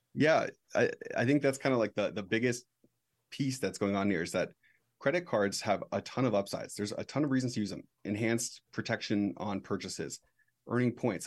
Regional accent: United States; as an American

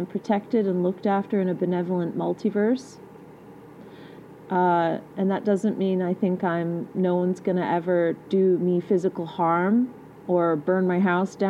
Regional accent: England, United Kingdom; I am English. Born there.

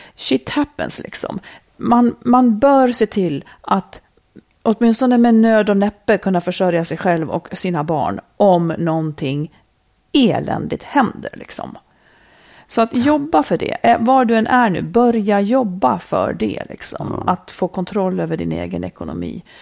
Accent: Dalarna County, Sweden; moved away; also born or lived in Roslagen; Det var liksom mina rötter. Jag kommer ju också från Dalarna.

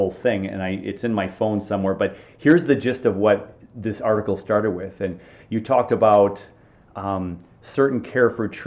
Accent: Minnesota, United States; my home state of Minnesota

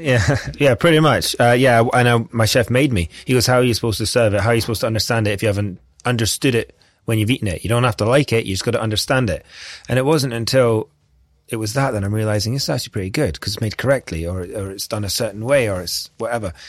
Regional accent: Scotland, United Kingdom; I'm Scottish

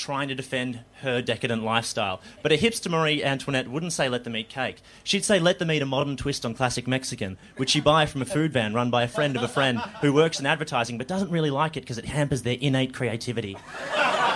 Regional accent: Melbourne, Victoria, Australia; I grew up in Melbourne.

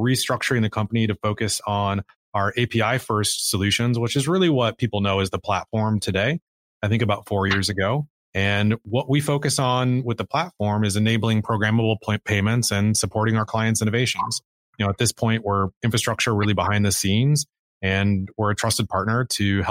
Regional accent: Cedar Falls, Iowa, United States; I grew up in Iowa. I grew up in Cedar Falls, which is a small town of about 35,000 people

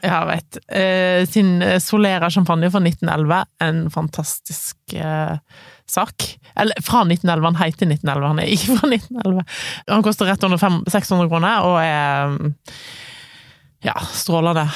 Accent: Voss, Vestland, Norway; moved away; Mesteparten av nyttårsaftene har jo ferd på Voss. Det er jo der jeg kommer fra, ofte har vært hjemme på nyttårsaften

